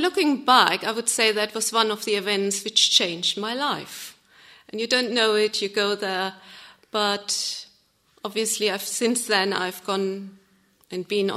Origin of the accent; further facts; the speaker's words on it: Germany; English is a second language; moved away as an adult; now in England, United Kingdom; I'm from Germany. Moved here to England 9 years ago.